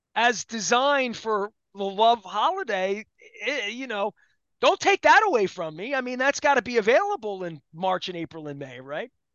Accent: Dundalk, Maryland, United States; I'm from Don Doc

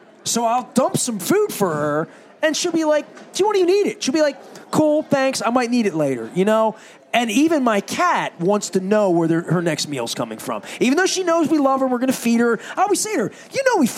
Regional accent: Dundalk, Maryland, United States; I grew up in Dundalk in the 70s and 80s

